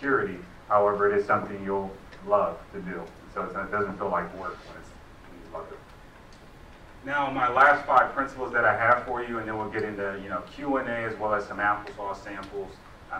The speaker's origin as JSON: {"language": "English", "town": "Cleveland", "region": "Ohio", "country": "United States", "said": "I'm from Cleveland, I make applesauce"}